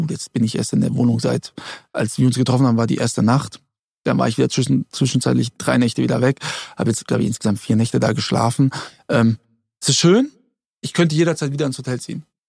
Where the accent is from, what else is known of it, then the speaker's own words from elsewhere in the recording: Germany; ich bin in Deutschland geboren